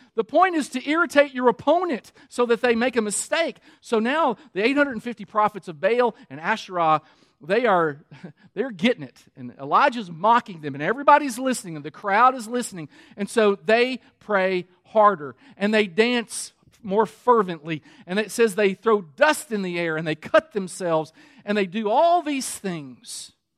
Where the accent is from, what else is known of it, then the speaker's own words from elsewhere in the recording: Kentucky, United States; I'm from Kentucky